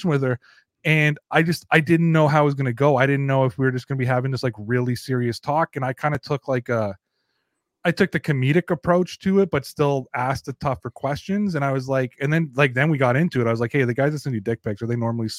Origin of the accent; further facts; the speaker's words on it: Canada; also born or lived in Toronto; I am Canadian